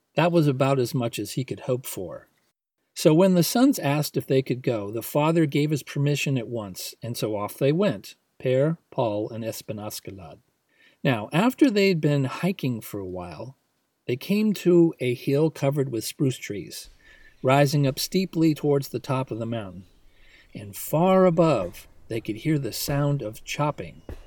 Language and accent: English; United States